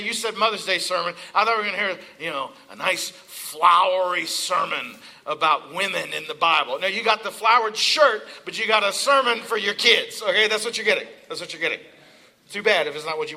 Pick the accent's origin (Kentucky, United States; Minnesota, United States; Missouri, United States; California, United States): Kentucky, United States; Eastern; now in Pennsylvania, United States; I'm from Eastern Kentucky.